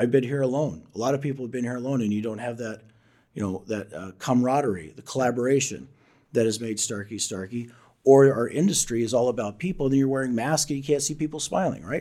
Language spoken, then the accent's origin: English; Southern Illinois, United States; I come from Southern Illinois, Illinois, a small coal mining town